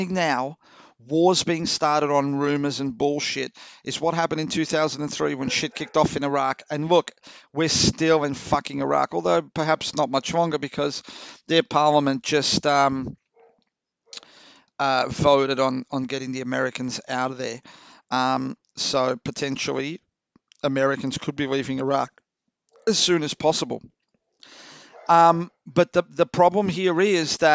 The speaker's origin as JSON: {"language": "English", "country": "Australia"}